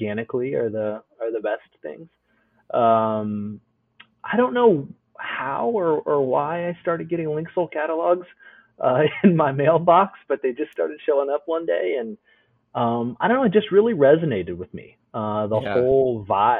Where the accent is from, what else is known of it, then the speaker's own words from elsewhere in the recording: Dayton, Ohio, United States; now in Virginia, United States; I grew up in Dayton, Ohio